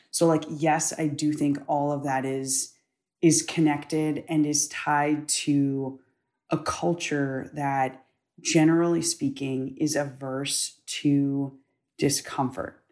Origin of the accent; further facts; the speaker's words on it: United States; I'm an American. Being an American is all that I've ever known. Like you, I was raised to be proud of this country